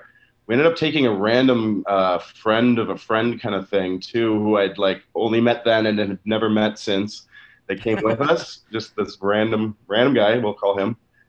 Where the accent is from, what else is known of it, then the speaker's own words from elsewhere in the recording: Canada; because I'm from Canada here, was Much Music, probably